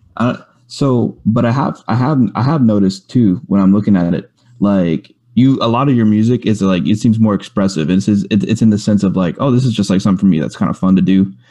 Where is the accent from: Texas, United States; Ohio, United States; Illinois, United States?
Texas, United States; Rosenberg; I grew up in Rosenberg, Richmond over in in, in Houston that area, kind of outskirts